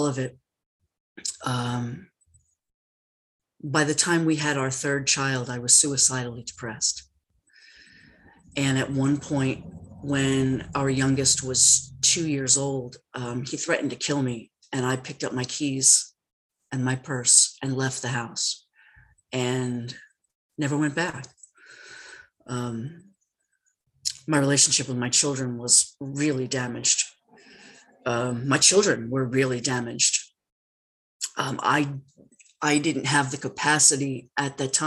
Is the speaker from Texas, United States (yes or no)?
no; New York City, New York, United States; I grew up in New York. I'm a Brooklyn baby.